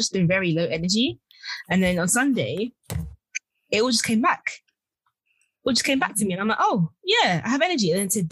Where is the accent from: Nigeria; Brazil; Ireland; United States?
Nigeria; I'm Nigerian.